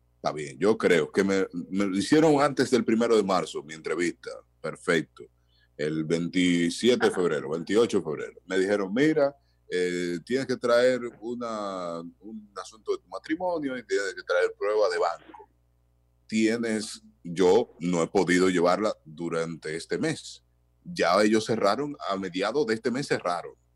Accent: Dominican Republic; soy dominicano

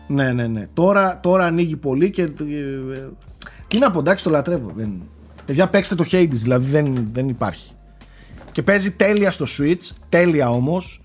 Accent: Greece; ως Έλληνες

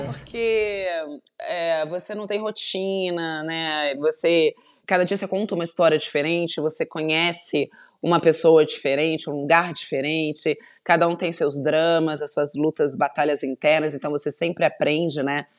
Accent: Volta Redonda, Rio de Janeiro, Brazil; accent: light carioca; eu sou de Volta Redonda, eu sou fluminense, interior do Rio

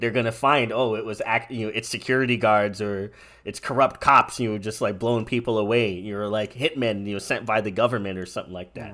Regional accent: United States; I'm, I'm an American

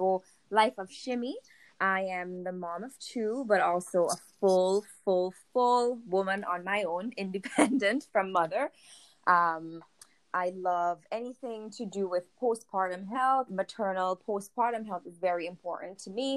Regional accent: St. Vincent & Grenadines; moved away as an adult; now in Winnipeg, Canada; I'm from the Caribbean, a little island in St. Vincent and the Grenadines.

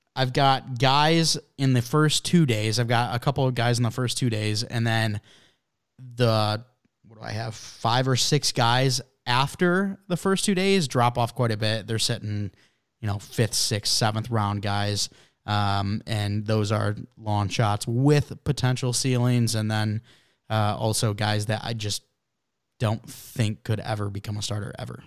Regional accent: Canada; I'm from Canada

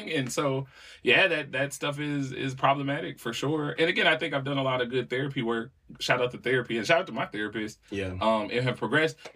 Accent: Walkertown, North Carolina, United States; Yeah, man, you know, I'm from Walkertown, man. It's is the home of pimps and players.

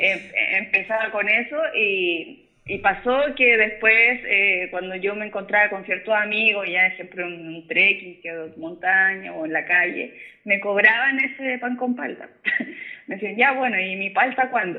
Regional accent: San Bernardo, Santiago Metropolitan Region, Chile; Yo soy de San Bernardo, yo vivo en la comuna de San ah, Bernardo.

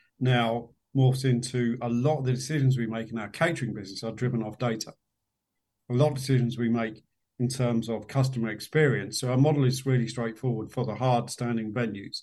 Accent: London, United Kingdom; We lived in a part of West London. I was born in West London.

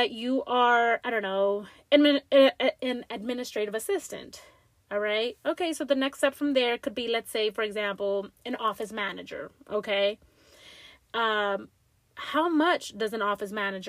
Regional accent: Langley Park, Maryland, United States; little old Latina girl from growing up in Langley Park, Maryland, with immigrant parents

